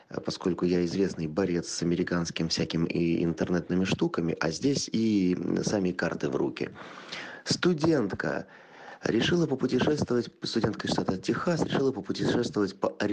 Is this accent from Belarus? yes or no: no; Stavropol, Stavropol Krai, Russia; я из Ставрополя.